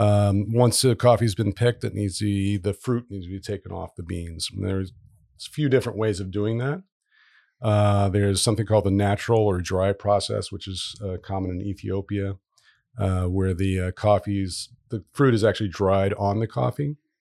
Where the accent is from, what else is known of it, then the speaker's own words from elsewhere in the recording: Dayton, Ohio, United States; moved away as an adult; also born or lived in Virginia Beach, Virginia; now in Providence, United States; I mostly grew up in Dayton, Ohio